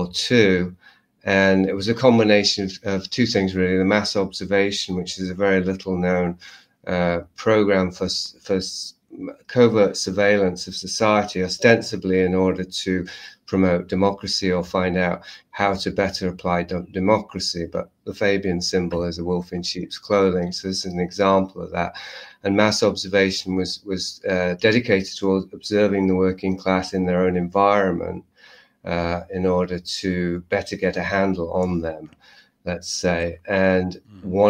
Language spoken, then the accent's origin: English; Yorkshire and the Humber, United Kingdom; I'm from Yorkshire, so I grew up very close to that environment.